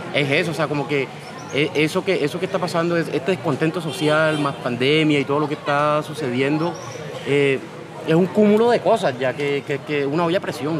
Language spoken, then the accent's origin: Spanish; Cartagena, Bolívar, Colombia; moved away as an adult; also born or lived in Bogotá; me vine de Cartagena huyéndole ya a esa hostilidad